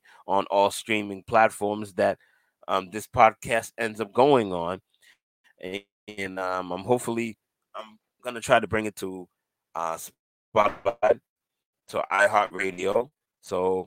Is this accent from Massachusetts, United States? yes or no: yes; Cambridge, Massachusetts, United States; I was born in Cambridge, Massachusetts